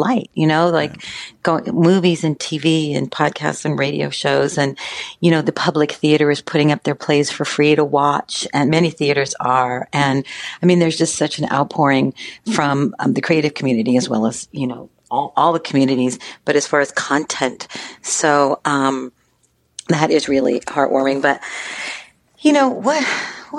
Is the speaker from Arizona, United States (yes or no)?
no; San Diego, California, United States; we grew up in Southeast San Diego